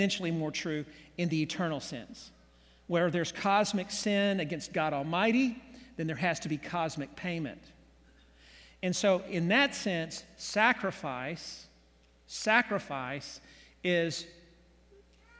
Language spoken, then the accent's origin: English; Oklahoma City, Oklahoma, United States; I was born here in Oklahoma City back in 1960, grew up in the 60s, 70s in Oklahoma City